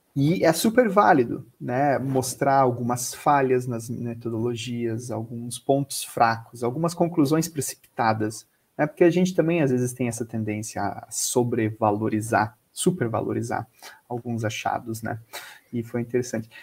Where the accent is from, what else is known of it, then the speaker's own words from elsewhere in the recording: Florianópolis, Santa Catarina, Brazil; eu sou de Florianópolis